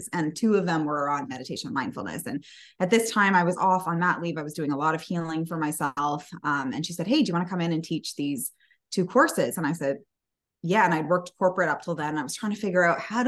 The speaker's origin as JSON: {"language": "English", "country": "Canada", "said": "we're Canadian"}